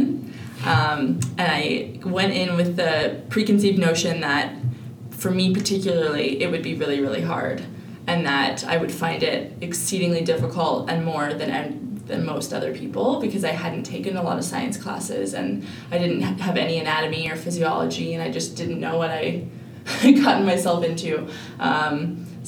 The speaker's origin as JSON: {"language": "English", "town": "Edmonton", "region": "Alberta", "country": "Canada", "also_born_or_lived": "Jasper", "said": "I'm originally from Edmonton, so I went to undergrad here"}